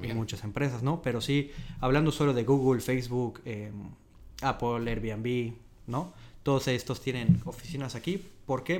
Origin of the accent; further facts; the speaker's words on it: Mérida, Yucatán, Mexico; moved away as an adult; now in Dublin, Ireland; Yo soy este, de Mérida, de Yucatán, en México. Y bueno, aquí vine a Dublín hace ya que son año y medio casi